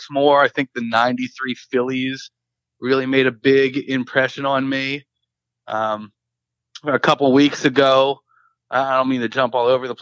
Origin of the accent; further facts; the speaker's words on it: Philadelphia, Pennsylvania, United States; moved away as an adult; also born or lived in Nashville; now in Buffalo, United States; I am originally from Philadelphia. Grew up in the city, went to city schools until middle school when my parents moved to the suburbs